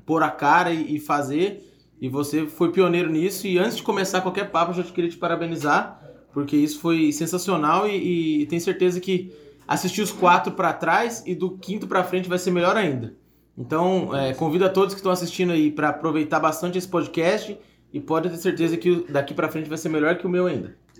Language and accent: Portuguese; São José dos Campos, São Paulo, Brazil; moved away as an adult; now in Viçosa, Brazil; eu sou natural de São José dos Campos, São Paulo, e vim para Viçosa fazer agronomia